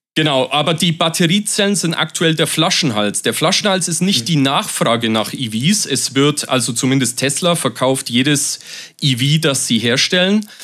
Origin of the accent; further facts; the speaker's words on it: Germany; bei uns in Deutschland